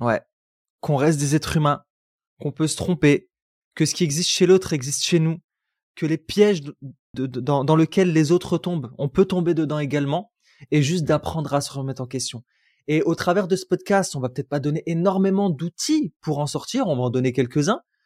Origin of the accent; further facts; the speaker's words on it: France; now in United States; vous venez de France